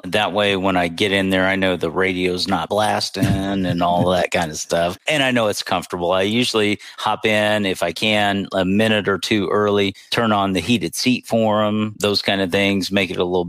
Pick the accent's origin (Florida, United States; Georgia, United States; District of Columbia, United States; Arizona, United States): Florida, United States; Pensacola; But I mainly grew up, my high school years were in Pensacola, Florida.